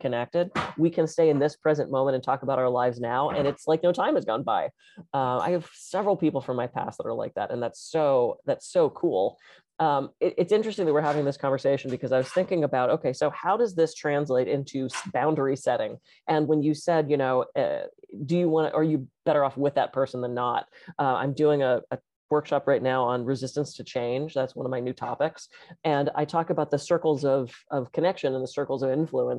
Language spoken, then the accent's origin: English; Pittsburgh, Pennsylvania, United States; moved away; I grew up in Pittsburgh, I don't get back there very often